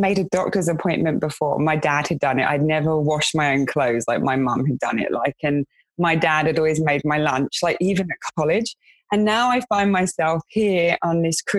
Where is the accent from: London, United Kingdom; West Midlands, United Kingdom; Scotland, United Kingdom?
London, United Kingdom; moved away as an adult; In my area where I grew up in West London, it was you go to college, you get a trade